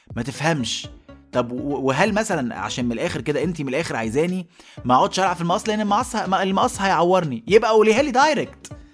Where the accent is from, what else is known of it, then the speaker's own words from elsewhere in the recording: Egypt; اتخلقت في بيوتنا كمصريين وكعرب